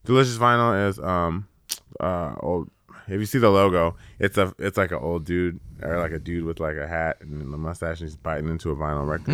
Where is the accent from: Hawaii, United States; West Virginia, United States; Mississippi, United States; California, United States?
California, United States; I'm from California